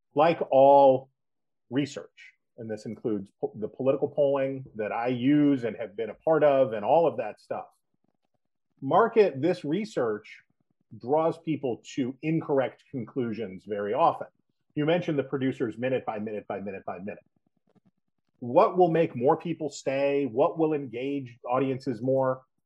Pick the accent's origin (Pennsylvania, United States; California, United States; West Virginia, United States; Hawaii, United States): West Virginia, United States; moved away; I'm from West Virginia